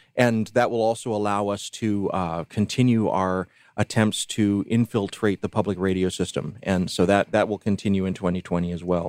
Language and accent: English; Columbus, Georgia, United States; moved away; Bill Adams, who I grew up with and who I know from my days in Columbus, Georgia.